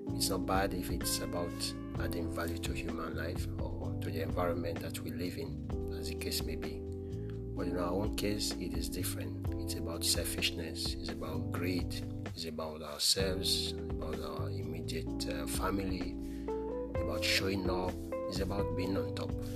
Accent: Nigeria

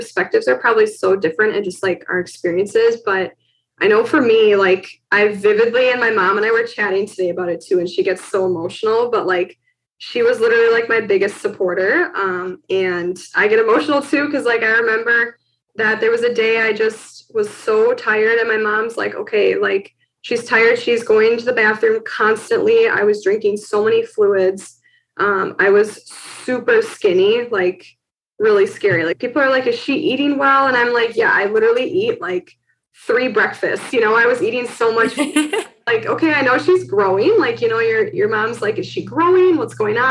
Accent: Milwaukee, Wisconsin, United States; So I live in Milwaukee. I've always lived in Milwaukee, Wisconsin for like my whole life. I grew up in Wisconsin

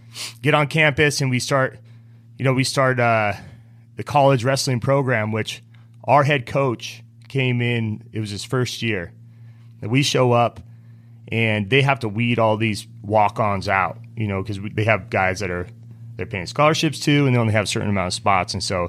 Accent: Reno, Nevada, United States; I'm from Reno, Nevada. {S0} Yeah. {S3} You know, I grew up in the mountains outside of Reno, and we were always outdoorsy.

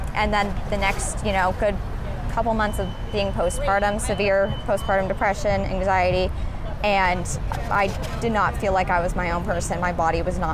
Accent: Colorado, United States; moved away as an adult; now in Columbus, United States; I'm from Colorado technically, but moved to Columbus 4 years ago

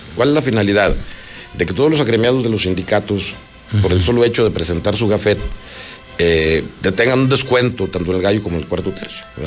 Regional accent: Guadalajara, Jalisco, Mexico; como buen Tapatío

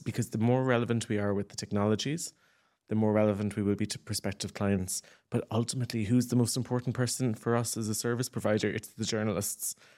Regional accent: Ireland; moved away as an adult; as Irish people

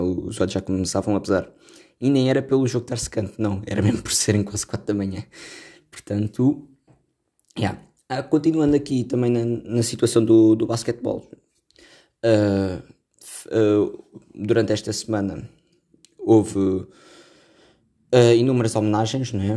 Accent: Caldas da Rainha, Centro, Portugal; Eu também sou das Caldas da Rainha

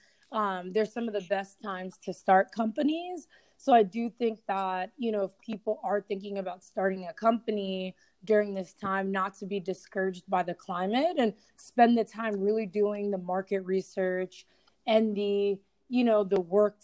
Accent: New York City, New York, United States; moved away; I'm originally from New York City when I moved here

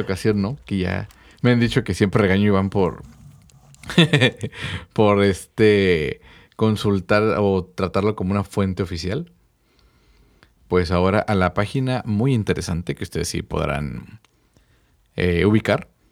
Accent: Mexico; mi pueblo o mis raíces mexicanas

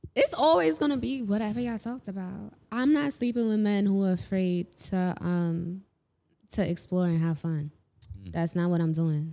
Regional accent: New York City, New York, United States; I grew up in Harlem.

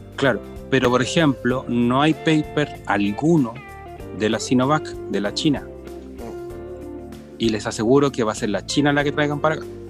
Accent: Chile; como chilenos

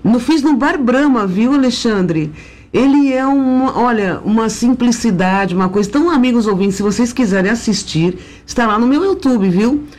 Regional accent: São Paulo, Brazil; amo minha terra

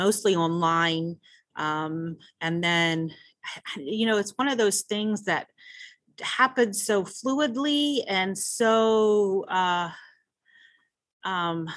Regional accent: Orlando, Florida, United States; moved away as an adult; also born or lived in Maryland / Ohio / Kansas City, Missouri / Washington, D.C.; I grew up in Belle Isle, went to Pinecastle Elementary School, Conway Middle, Oak Ridge High School. So I'm an Orlando girl

